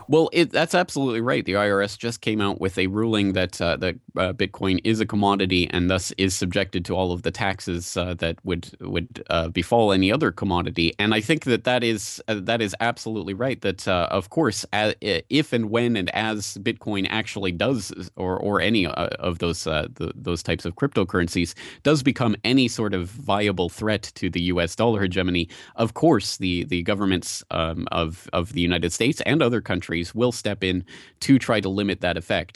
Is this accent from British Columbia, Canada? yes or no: no; Calgary, Alberta, Canada; I'm from Calgary, Canada